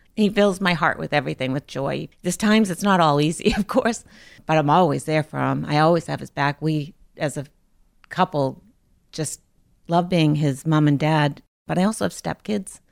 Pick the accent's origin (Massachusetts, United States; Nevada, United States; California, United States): Massachusetts, United States; Lynn; I grew up in Lynn. I live in Lynn now still